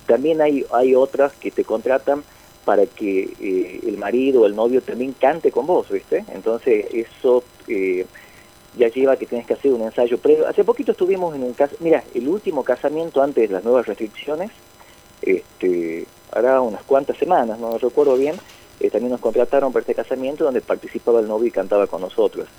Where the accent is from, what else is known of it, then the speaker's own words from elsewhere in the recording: northern Argentina, Argentina; aquí en nuestra cultura, el argentino, el norteño